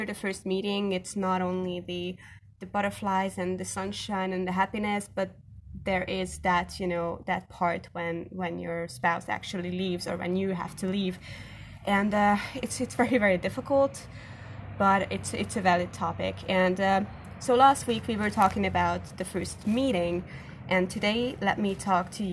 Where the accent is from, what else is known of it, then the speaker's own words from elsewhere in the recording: Hungary; English is a second language; I am from Hungary